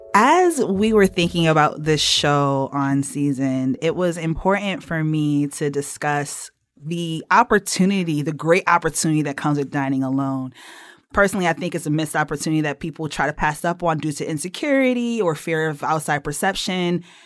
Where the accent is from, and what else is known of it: Connecticut, United States